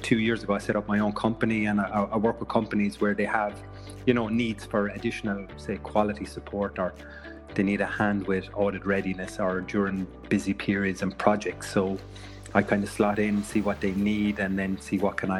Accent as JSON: {"language": "English", "town": "Waterford", "region": "Munster", "country": "Ireland", "said": "I'm from Waterford in the southeast."}